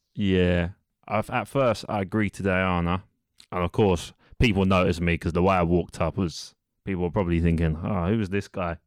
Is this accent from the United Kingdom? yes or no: yes; London, United Kingdom; I'm from East London, which I'm sure you all know is in England